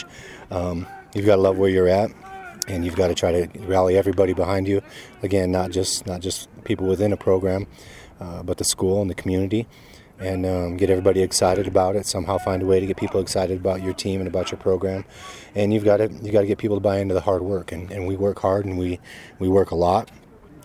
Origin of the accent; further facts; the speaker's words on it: South Dakota, United States; moved away; I grew up in South Dakota